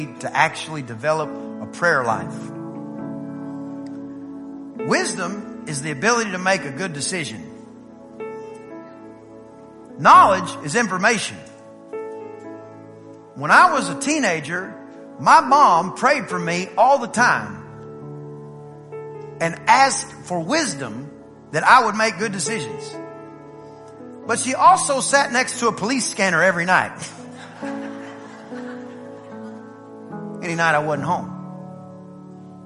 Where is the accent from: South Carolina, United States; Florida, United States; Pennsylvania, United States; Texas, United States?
Texas, United States; East; I'm from East Texas